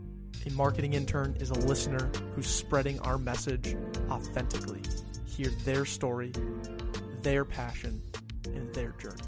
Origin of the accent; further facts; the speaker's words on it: Colorado, United States; moved away; I'm from Colorado.